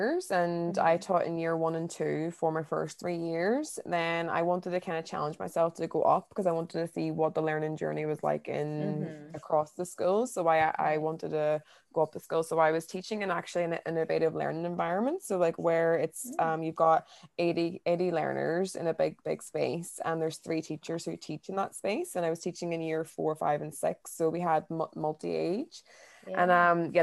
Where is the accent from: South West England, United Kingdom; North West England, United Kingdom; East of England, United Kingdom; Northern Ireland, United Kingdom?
Northern Ireland, United Kingdom; Derry; moved away as an adult; also born or lived in Newcastle / London; I'm originally from Derry in Ireland, but I haven't lived at home for the past 10 years